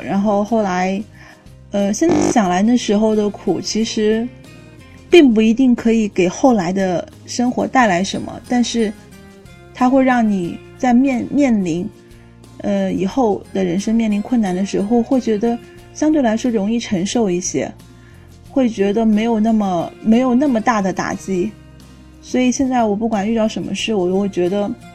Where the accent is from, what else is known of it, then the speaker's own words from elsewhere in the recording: southern China, China; moved away; 作为一个南方人